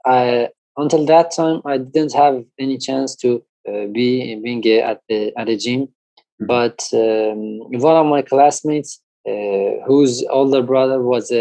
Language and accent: English; Iran; I'm from Iran